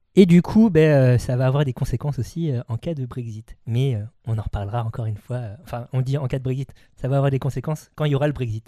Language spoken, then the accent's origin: French; France; nous, en tant que Français